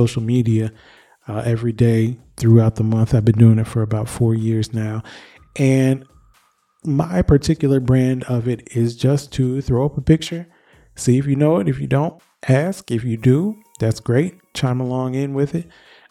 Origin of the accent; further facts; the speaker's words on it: Michigan, United States; my home state of Michigan